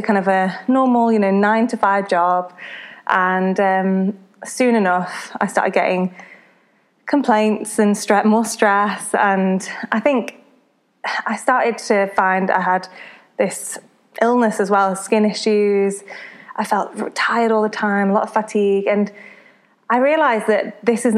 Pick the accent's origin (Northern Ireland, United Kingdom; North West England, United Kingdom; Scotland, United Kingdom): North West England, United Kingdom; Congleton; I grew up, my hometown is Congleton in Cheshire, and yeah, I always kind of stayed around here